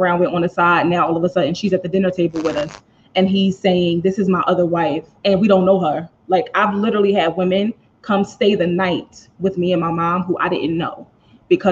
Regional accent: Philadelphia, Pennsylvania, United States; I was raised in the Philadelphia church.

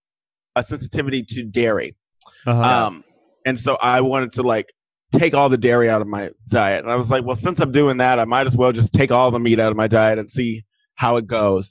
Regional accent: Texas, United States; I'm from Texas

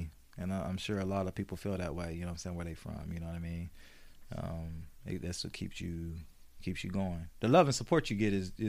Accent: Oceanside, California, United States; I love my hometown, man.

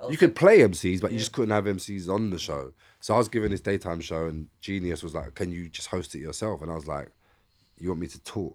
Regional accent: London, United Kingdom; I'm from East London

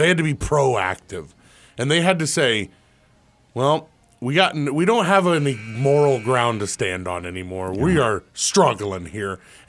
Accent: Houston, Texas, United States; I'm from Houston.

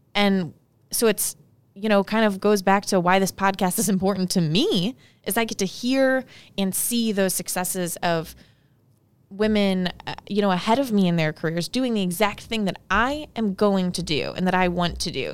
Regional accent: St. Louis, Missouri, United States; I was born and raised in Saint Louis

